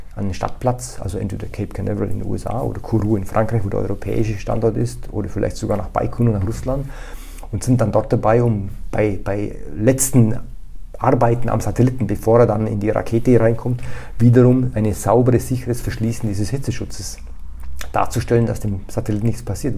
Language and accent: German; Allgäu, Bavaria, Germany; moved away; also born or lived in Austria; ich bin Deutscher, also in der Region Allgäu